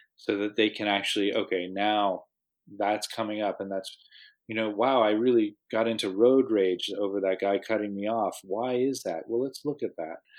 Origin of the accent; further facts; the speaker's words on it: United States; moved away; I'm from the States originally